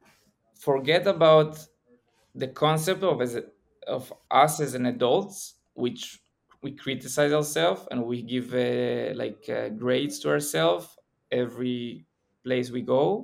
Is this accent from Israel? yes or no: yes; Israel; I'm from Israel